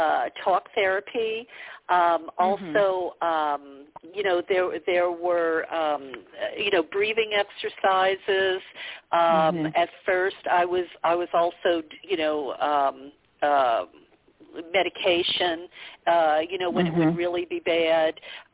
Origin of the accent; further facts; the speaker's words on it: the South, United States; yeah. Yeah, because, you know, I grew up in the South. You know, women were almost like children. We were supposed to be seen and not heard.